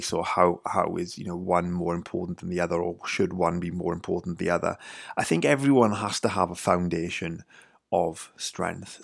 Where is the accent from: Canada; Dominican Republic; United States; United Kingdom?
United Kingdom; Wales; I'm from Wales, grew up in the U K.